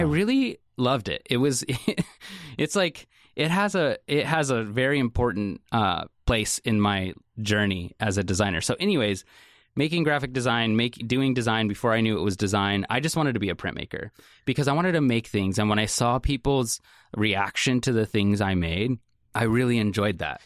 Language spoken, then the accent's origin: English; Salem, Oregon, United States; I grew up in Salem, Oregon, um, and I grew up Section 8 housing all the way through high school